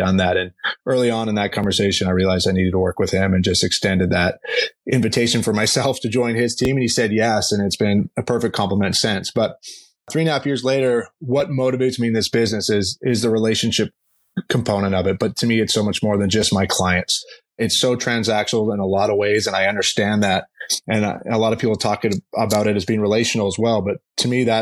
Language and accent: English; Vancouver, British Columbia, Canada; moved away as an adult; also born or lived in Arizona / Los Angeles; now in Scottsdale, United States; I grew up in Vancouver, Canada. I'm a Canadian